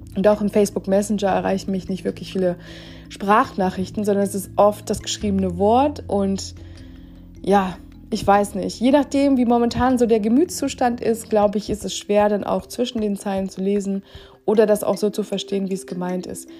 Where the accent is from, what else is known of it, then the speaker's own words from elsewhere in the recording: Germany; als Deutscher